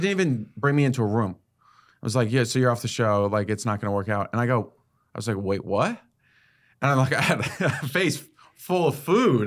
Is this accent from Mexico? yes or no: no; Connecticut, United States; I grew up in Connecticut